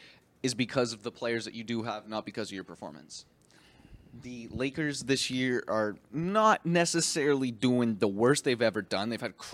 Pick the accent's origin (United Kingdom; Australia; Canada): Canada; Windsor, Ontario; Now we are from Windsor. {S1} Yeah. {S0} All right. We're Canadians.